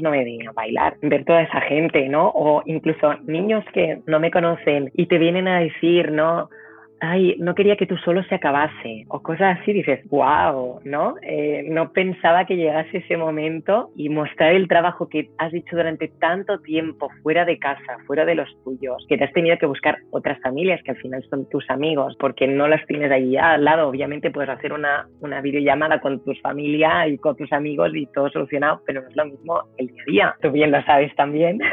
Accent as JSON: {"language": "Spanish", "town": "Granollers", "region": "Catalonia", "country": "Spain", "tie": "born or raised there", "moved": "as an adult", "lives_now": "Poznań, Poland", "said": "Yo con tres añitos fui a ver un espectáculo en la plaza de mi pueblo, en Granollers"}